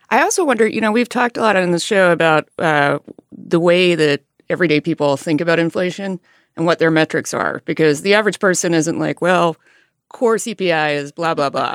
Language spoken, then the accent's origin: English; Alabama, United States; moved away; I grew up in a rural area in Alabama